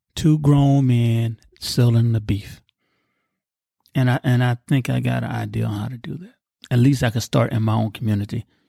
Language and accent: English; United States